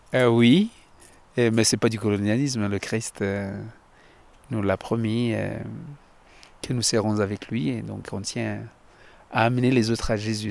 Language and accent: French; Uvira, South Kivu, DR Congo; moved away as an adult; also born or lived in Paris region, France; now in Lyon, France; Du Congo-Kinshasa, l'est du Congo, euh, diocèse d'Ouvira, l'est du Congo, quelques kilomètres de Bujumbura, au Burundi